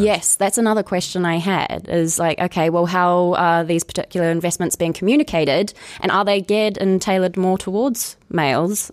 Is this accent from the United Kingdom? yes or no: no; New Zealand; moved away; I grew up in New Zealand